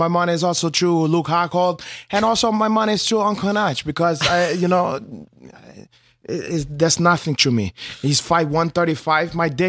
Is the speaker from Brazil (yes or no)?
yes; Brazil; accent: Brazilian; English is a second language; Excuse my accent. I am Brazilian.